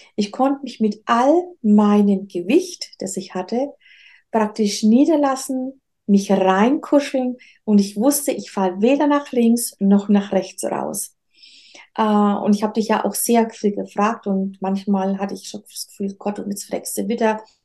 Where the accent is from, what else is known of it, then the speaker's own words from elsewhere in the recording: Nuremberg, Bavaria, Germany; now in Rhön, Germany; Ich bin eigentlich in Nürnberg geboren